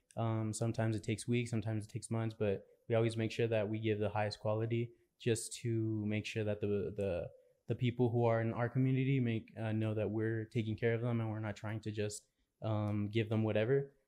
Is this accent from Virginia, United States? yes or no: no; El Paso, Texas, United States; I'm from El Paso.